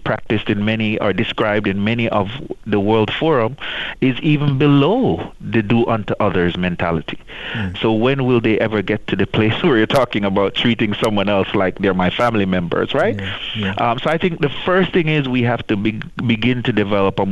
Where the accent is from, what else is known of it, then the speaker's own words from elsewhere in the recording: Jamaica; grew up in the church in the Caribbean. I'm from Jamaica